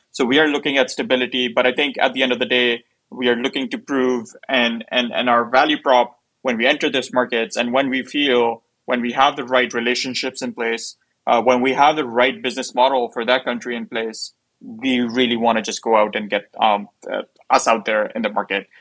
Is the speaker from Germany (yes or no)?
no; Pakistan; now in United States; I'm from Pakistan